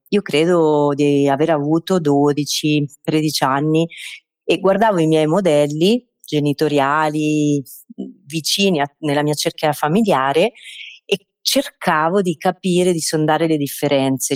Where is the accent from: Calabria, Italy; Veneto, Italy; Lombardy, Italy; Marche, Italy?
Marche, Italy; io sono oh, base nelle Marche, ho scelto di, di restare nel, nel, mio paesino